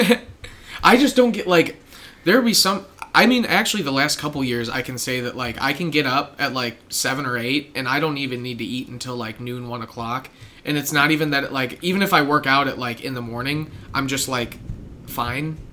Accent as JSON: {"language": "English", "region": "Midwest", "country": "United States", "said": "As a Midwesterner"}